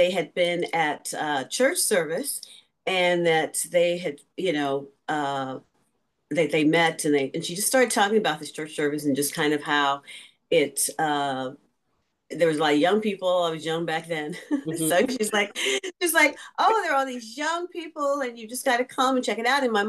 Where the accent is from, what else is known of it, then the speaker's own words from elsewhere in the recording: St. Louis, Missouri, United States; moved away as an adult; also born or lived in New York City / California; I'm from St. Louis originally, but I was in New York for college